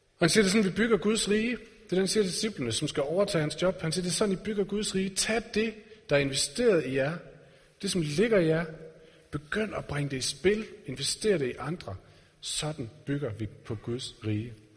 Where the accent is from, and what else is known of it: Denmark